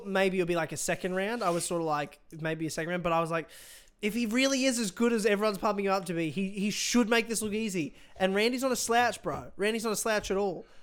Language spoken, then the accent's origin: English; Brisbane, Queensland, Australia; my hometown